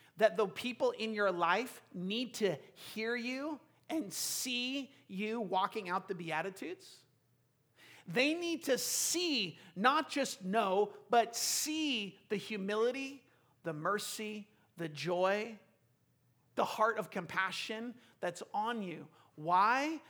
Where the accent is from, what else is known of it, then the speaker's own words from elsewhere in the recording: United States; we're so American